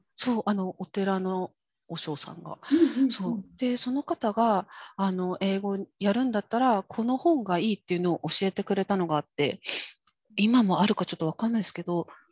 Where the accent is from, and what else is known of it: Kyushu, Japan; born or raised there; accent: Kyushu dialect; first language Japanese; moved away as an adult; also born or lived in Tokyo / Germany